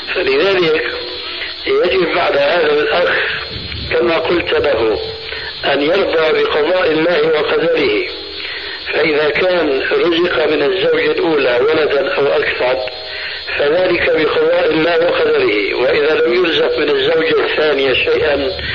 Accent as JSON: {"language": "Arabic", "country": "Syria", "said": "عندنا في سوريا"}